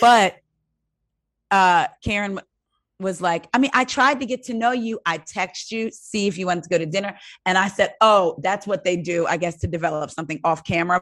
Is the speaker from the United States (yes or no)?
yes; New Jersey, United States; now in Maryland, United States; I'm from New Jersey